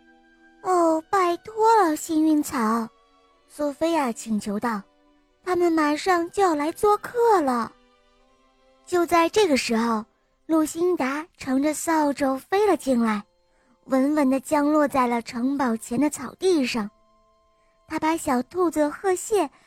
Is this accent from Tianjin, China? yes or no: no; Shanghai, China; 我七岁了，我来自上海